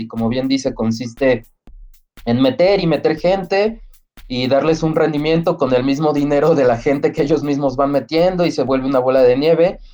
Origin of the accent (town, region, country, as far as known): Mexico